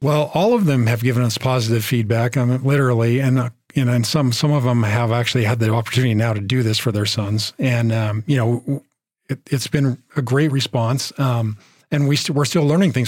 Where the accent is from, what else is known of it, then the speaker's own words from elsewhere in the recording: Bay Area, California, United States; we're from the Bay Area